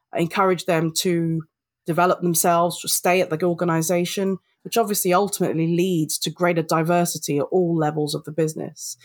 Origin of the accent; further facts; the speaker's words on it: London, United Kingdom; I'm British born Filipino, I'm a Londoner